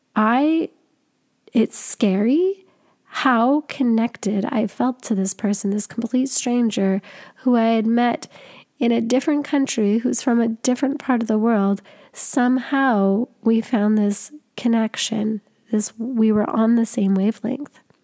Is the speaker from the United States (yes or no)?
no; Canada; I'm from Canada.